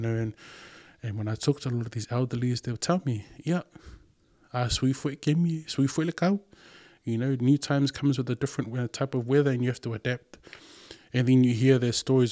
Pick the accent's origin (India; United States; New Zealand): New Zealand; first language Samoan; English is a second language; I'm this kid who's born and raised in New Zealand